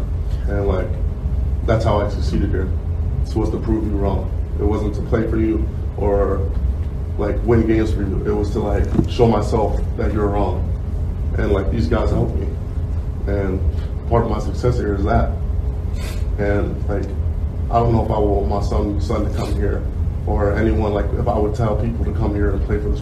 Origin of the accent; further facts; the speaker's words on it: Georgia, United States; moved away as an adult; now in Wisconsin, United States; I'm from Georgia. I barely go home